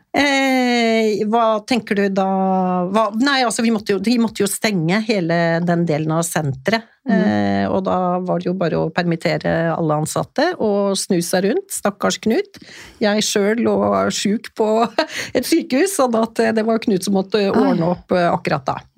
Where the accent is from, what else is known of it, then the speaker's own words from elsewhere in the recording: Stockholm, Stockholm County, Sweden; moved away; jeg vokste opp i Stockholm